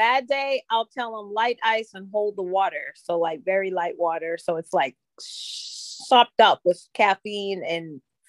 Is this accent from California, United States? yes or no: no; Florida, United States